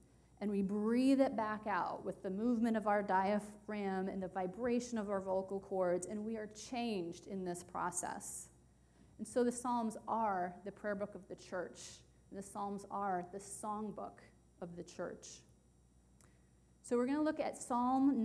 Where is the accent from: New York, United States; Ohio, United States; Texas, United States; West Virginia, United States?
West Virginia, United States; moved away; my home state of West Virginia